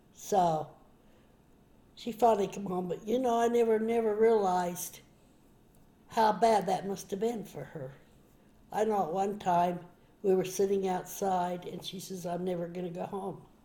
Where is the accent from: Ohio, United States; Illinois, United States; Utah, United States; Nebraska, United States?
Utah, United States; Park City; we grew up in Park City in Deer Valley.